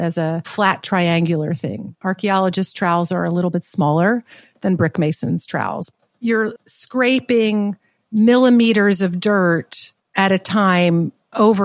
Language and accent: English; the South, United States; I grew up in the South.